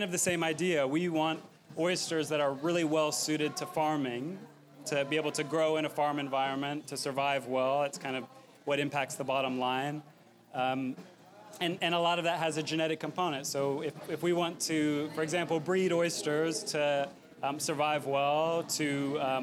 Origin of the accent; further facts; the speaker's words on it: Texas, United States; I'm from Texas